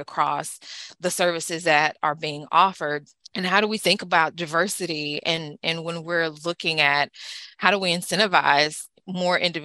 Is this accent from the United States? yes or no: yes; the South, United States; also born or lived in East Coast (north); now in East Coast, United States; I'm from the South